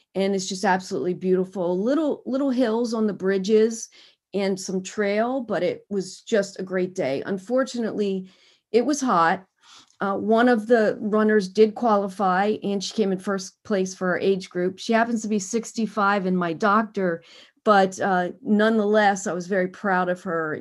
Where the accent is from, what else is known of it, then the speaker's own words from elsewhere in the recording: Harrisburg, Pennsylvania, United States; also born or lived in Camp Hill, Pennsylvania; now in Washington, D.C., United States; I'm originally from Harrisburg, Pennsylvania.